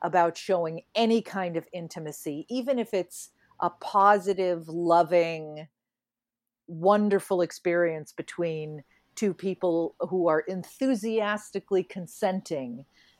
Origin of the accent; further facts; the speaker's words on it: New England, United States; I grew up in New England